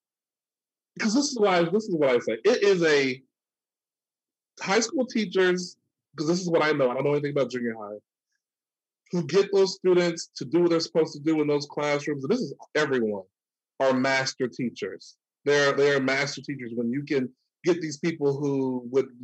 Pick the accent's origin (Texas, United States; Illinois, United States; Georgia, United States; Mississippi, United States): Texas, United States; Hooks; moved away as an adult; also born or lived in Arkansas / Pennsylvania; I was born in Arkansas, raised in Texas.